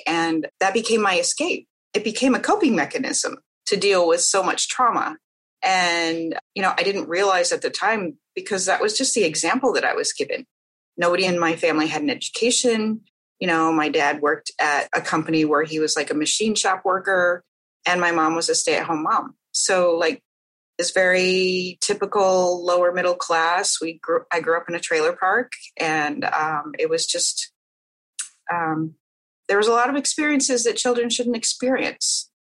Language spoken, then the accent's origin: English; Midwest, United States; I grew up in the Midwest